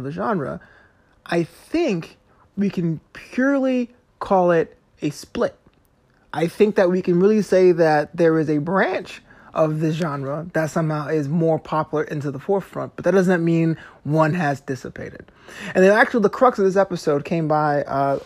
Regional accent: New York City, New York, United States; growing up in Brooklyn

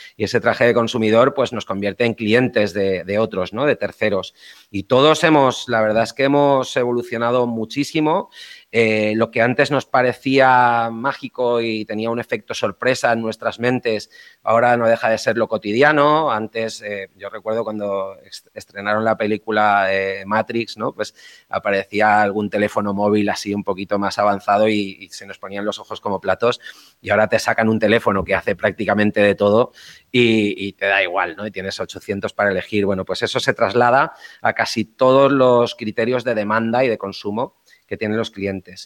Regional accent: Valencia, Valencian Community, Spain; moved away as an adult; also born or lived in Hong Kong / Japan / Dubai / Madrid; volver a Valencia, a mi ciudad natal

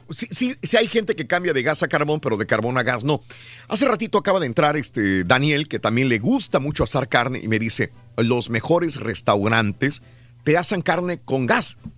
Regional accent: northern Mexico, Mexico; para la gente que somos del norte de México.

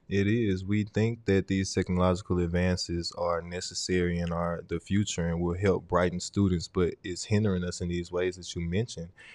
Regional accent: Vicksburg, Mississippi, United States; also born or lived in Port Gibson, Mississippi; I was born in Vicksburg, but my family raised me in Port Gibson for a short time

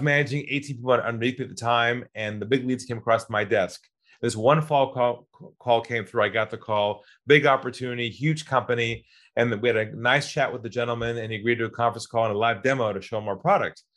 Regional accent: California, United States; moved away as an adult; also born or lived in Los Angeles; now in Sydney, Australia; I'm originally from California

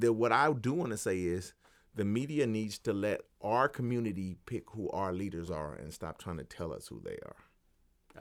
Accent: Los Angeles, California, United States; me growing up in Los Angeles

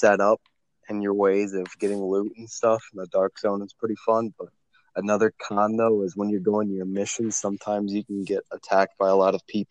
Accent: Michigan, United States; it's my hometown, of course. So, Michigan

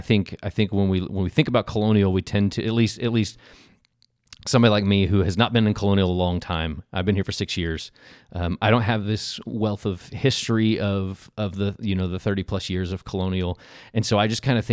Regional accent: Oklahoma, United States; I'm from Oklahoma.

